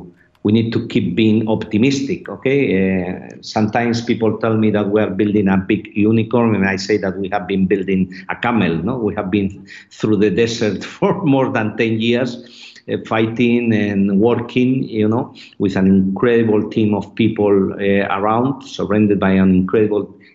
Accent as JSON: {"language": "English", "country": "Spain", "said": "I come from Spain, the country with the second largest network of high-speed rail in the world."}